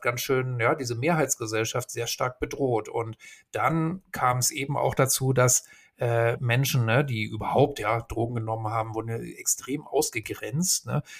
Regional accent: Hamburg, Germany; ich bin ja in Hamburg groß geworden

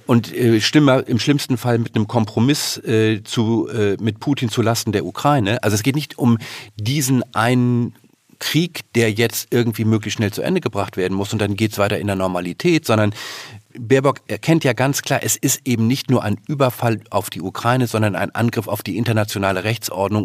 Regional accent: Northern Germany, Germany; bei uns in Norddeutschland

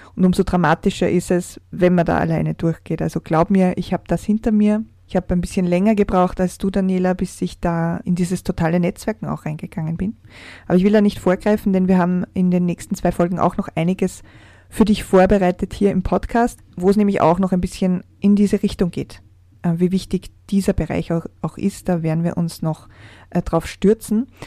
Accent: Austria; bei uns in Österreich

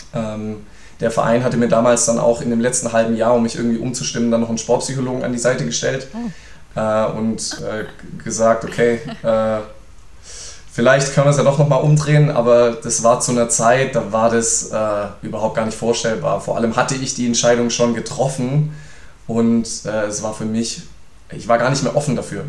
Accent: Reutlingen, Baden-Württemberg, Germany; meine Heimat hier

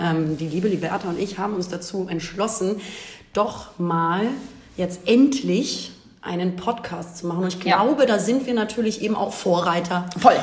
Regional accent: Hamburg, Germany; ich bin in Hamburg geboren, wohne hier auch

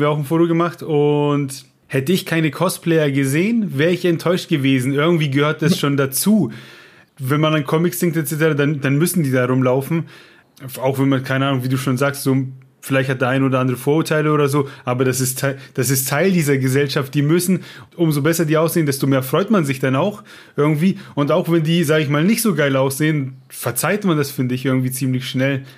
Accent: Franconia, Bavaria, Germany; wir in Franken

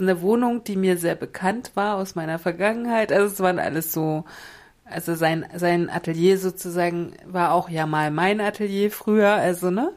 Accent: Mecklenburg-Vorpommern, Germany; Ich bin Mecklenburgerin

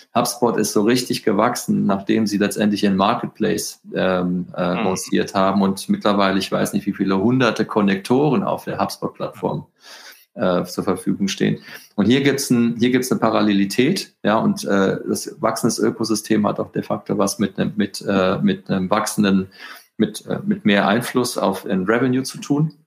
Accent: Frankfurt, Hesse, Germany; also born or lived in Northern Spain; ich bin ja ein Frankfurter Bub

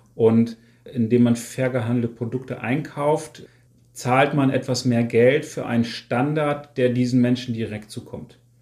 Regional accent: Wolfsburg, Lower Saxony, Germany; moved away as an adult; now in Niebüll, Germany; ist meine Heimatstadt Wolfsburg schon die Stadt, an der mein Herz hängt

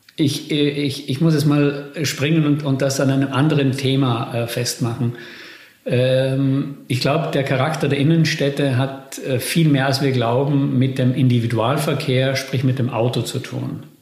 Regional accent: Bolzano, Trentino-Alto Adige, Italy; moved away; also born or lived in Netherlands; meiner Heimatstadt Bozen

